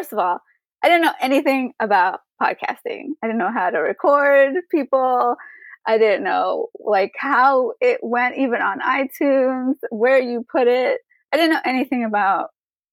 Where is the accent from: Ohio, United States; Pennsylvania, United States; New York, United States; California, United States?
New York, United States; New York City; now in Florida, United States; I am actually from New York City. I was born and raised there